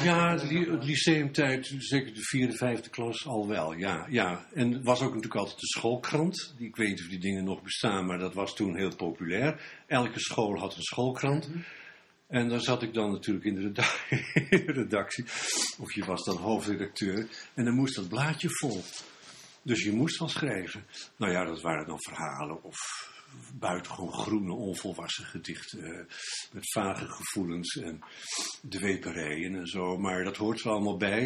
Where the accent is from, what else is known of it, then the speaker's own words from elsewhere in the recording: Bergen, North Holland, Netherlands; ik kom uit Bergen, Noord-Holland